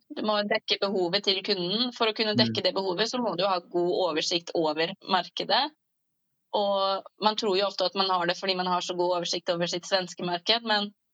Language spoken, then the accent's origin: Norwegian; Norway; man begynner å lære nynorsk på høgstadiet i Norge. For sånne som meg, da, som har bokmål som hovedmål